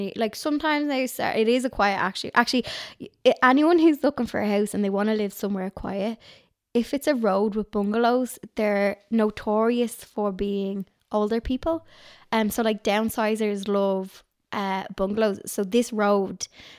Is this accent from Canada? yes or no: no; Dublin, Leinster, Ireland; So I come from... My mum was a townie and my dad was County Dublin.